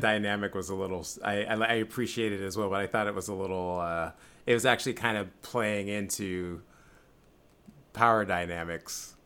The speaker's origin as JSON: {"language": "English", "town": "San Francisco", "region": "California", "country": "United States", "tie": "born or raised there", "said": "I'm from San Francisco"}